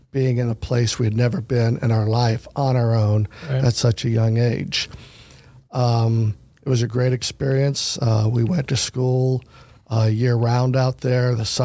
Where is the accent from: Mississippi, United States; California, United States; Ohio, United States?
Ohio, United States; Fairborn; also born or lived in Xenia, Ohio / Arizona; I was born in Xenia, Ohio, the only hospital in Greene County at the time. My mom and dad lived in Lovington Arms Apartments over on South Street. And soon after I was birthed, they had built a home